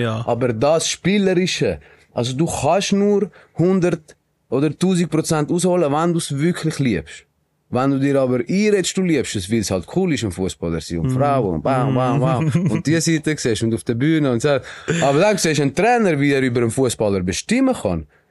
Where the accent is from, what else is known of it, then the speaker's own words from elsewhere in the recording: Switzerland; also born or lived in Colombia; wir als Schweizer